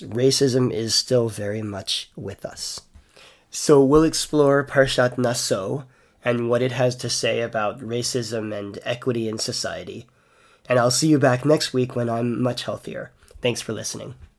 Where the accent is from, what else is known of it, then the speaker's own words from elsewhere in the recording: United States; now in Canada; in Canada, where I live today, even though I'm American by birth